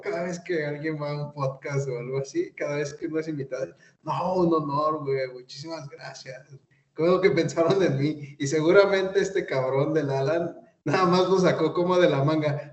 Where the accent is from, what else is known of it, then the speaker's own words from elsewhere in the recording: Mexico City, Mexico; now in Tlaxcala, Mexico; soy chilango